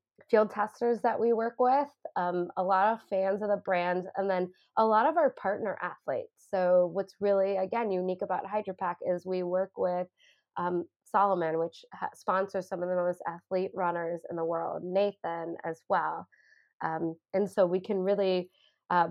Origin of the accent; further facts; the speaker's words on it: Chicago, Illinois, United States; moved away; I grew up in the Chicago area.